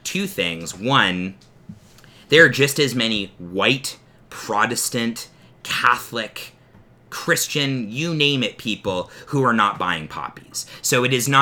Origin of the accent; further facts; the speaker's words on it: Canada; the Canadian side of us being Canadian and being hosers